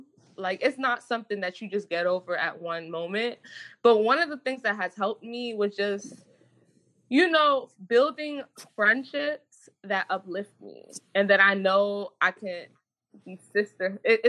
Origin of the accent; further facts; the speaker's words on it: Jamaica; Even like me, like I realized like I'm Jamaican. So like Jamaicans are naturally just aggressive people